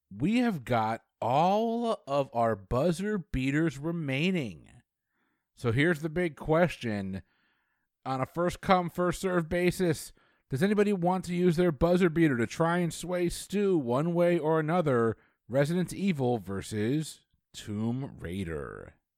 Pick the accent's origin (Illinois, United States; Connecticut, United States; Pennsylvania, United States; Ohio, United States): Connecticut, United States; growing up in Connecticut, we had a place called Lake Quassapogue we would go